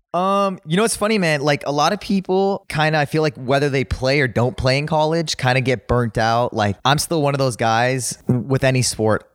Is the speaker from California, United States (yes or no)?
yes; Los Angeles, California, United States; I grew up in, uh, West Hills, California